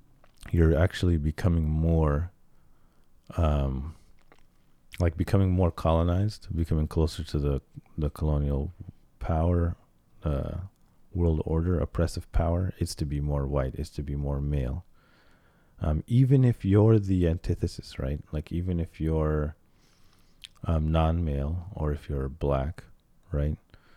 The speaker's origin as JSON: {"language": "English", "town": "Cairo", "region": "Cairo Governorate", "country": "Egypt", "tie": "born there", "said": "My family's from Egypt. I was born in Cairo."}